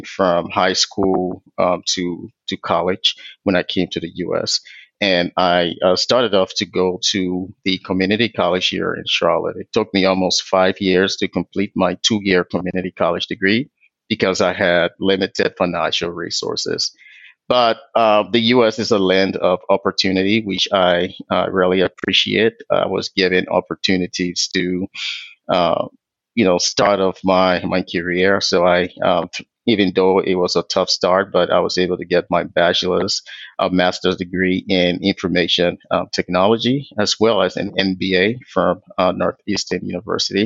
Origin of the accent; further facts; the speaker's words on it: Liberia; also born or lived in Ghana; now in United States; I am from Liberia originally, so I was born and raised in Liberia, West Africa.